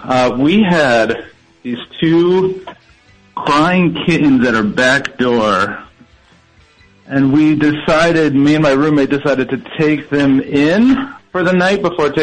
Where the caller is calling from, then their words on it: Chicago, Illinois, United States; calling from Chicago.